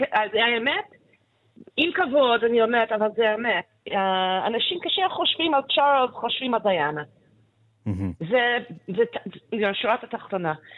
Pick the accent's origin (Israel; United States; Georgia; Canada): Canada; Hebrew is a second language; moved away; כשגדלתי שם, you know, בשנות ה-60 ו-70